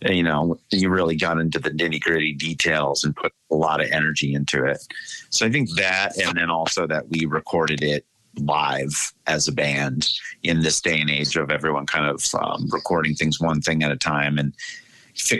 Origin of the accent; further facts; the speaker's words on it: Vermont, United States; moved away as an adult; also born or lived in Northern New York; now in San Diego, United States; I grew up in Vermont